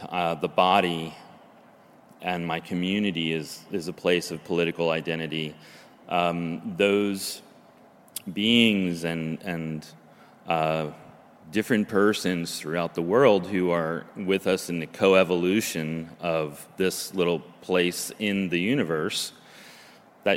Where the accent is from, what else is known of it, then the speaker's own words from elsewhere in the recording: New Jersey, United States; moved away as an adult; now in Oregon, United States; the place that I grew up in New Jersey, in the swamplands, Pine Barrens